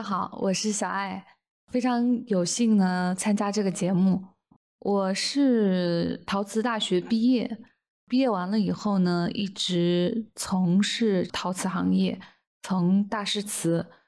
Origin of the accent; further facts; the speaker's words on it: China; 我们中国人